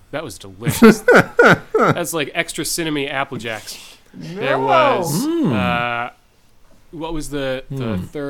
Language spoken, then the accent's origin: English; Northeast, United States; I grew up in the Northeast. It's cold in the winter